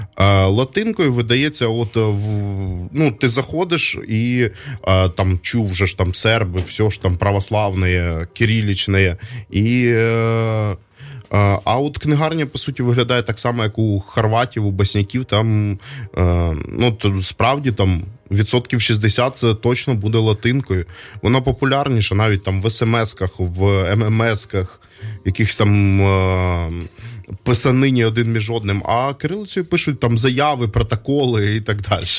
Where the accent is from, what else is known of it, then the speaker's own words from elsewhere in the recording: Donbas, Ukraine; now in Kyiv, Ukraine; Я із Донбаса, я ще з більшої української діаспори в е, ем, Донецьку